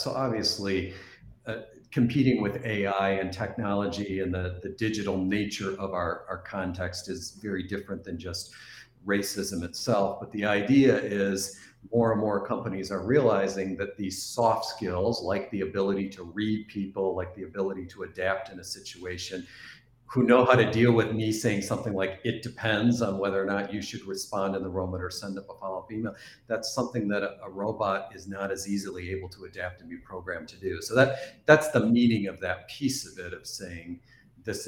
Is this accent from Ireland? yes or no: no; East Coast of Canada, Atlantic Canada, Canada; moved away; also born or lived in Midwest, United States; I'm originally from Canada on the East Coast